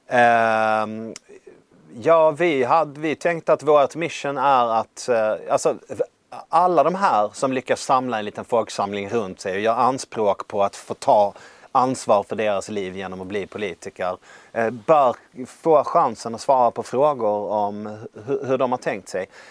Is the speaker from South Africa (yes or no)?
no; Värmland, Sweden; jag vill bli chef över kost och städenheten i min hemkommun. Det här var i Värmland